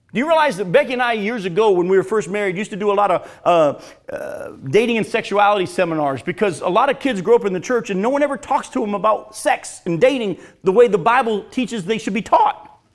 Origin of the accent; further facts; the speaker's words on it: United States; I was born and living in America